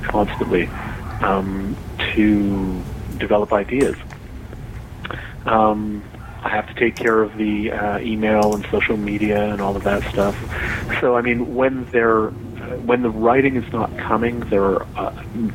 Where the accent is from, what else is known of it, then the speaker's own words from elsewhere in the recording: Toronto, Ontario, Canada; my hometown of Toronto